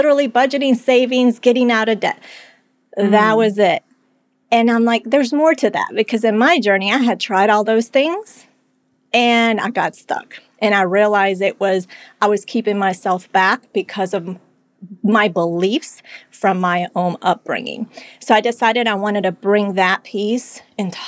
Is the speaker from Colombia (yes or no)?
yes; Colombia; moved away; I was born in Colombia. It was a time of insecurity. The economy wasn't doing well